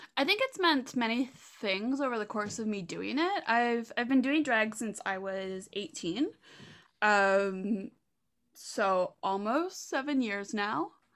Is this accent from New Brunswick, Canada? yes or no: no; Prince Edward Island, Canada; also born or lived in Hamilton, Ontario; moved to P E I.